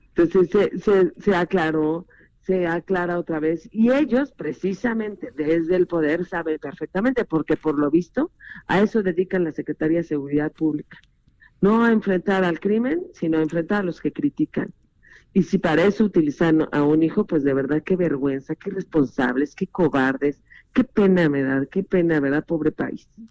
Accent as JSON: {"language": "Spanish", "country": "Mexico", "said": "como mexicana"}